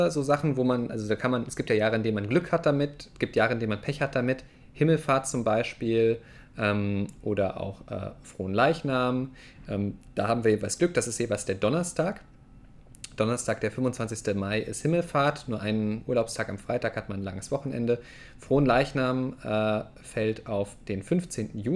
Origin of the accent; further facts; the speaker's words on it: Saxony, Germany; ich komme ja aus Sachsen ursprünglich, da ist das auf jeden Fall ein Feiertag, in Nordrhein-Westfalen eigentlich nicht.